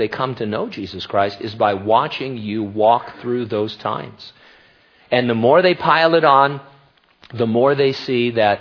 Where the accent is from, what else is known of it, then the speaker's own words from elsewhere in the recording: United States; as an American